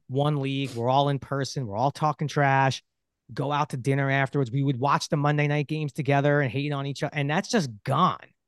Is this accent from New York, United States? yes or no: yes; New York City, New York, United States; I grew up in Brooklyn, New York